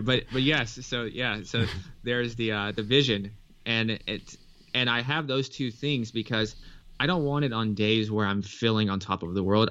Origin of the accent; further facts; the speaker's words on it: Nashville, Tennessee, United States; I grew up in Nashville, Tennessee